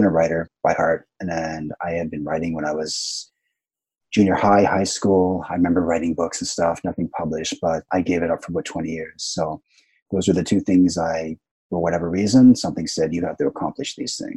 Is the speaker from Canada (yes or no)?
yes; Canada; moved away as an adult; also born or lived in Vancouver; now in Japan; I'm from Canada originally